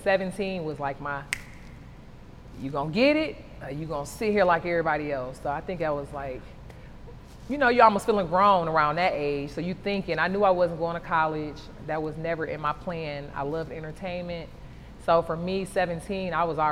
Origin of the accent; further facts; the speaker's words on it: Detroit, Michigan, United States; now in Atlanta, United States; Growing up in Detroit